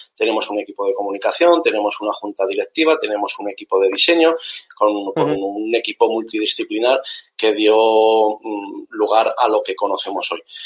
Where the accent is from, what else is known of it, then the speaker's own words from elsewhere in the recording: Zaragoza, Aragon, Spain; now in Málaga, Spain; los dos somos maños, yo soy de Zaragoza, aunque actualmente vivo en Málaga